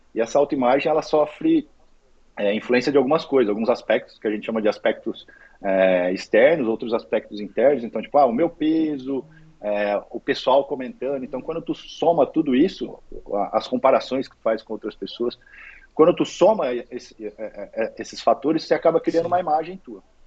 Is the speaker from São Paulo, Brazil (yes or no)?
yes; Dracena, São Paulo, Brazil; moved away as an adult; now in Balneário Camboriú, Brazil; na verdade sou dracenense de coração. Minha família continua toda aí, meus pais, minha irmã, sobrinho, continua tudo aí. É, eu saí de Dracena para estudar